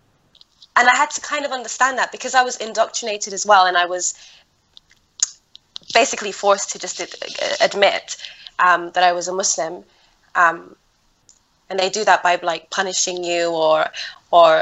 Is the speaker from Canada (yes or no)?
no; London, United Kingdom; also born or lived in Netherlands; I grew up in London. I moved from Holland and I came to London.